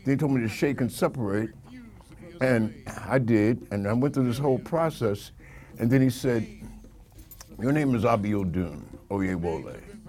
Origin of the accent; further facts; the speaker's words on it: New York City, New York, United States; also born or lived in Cincinnati, Ohio; Because I was being raised in, I was raised in Queens.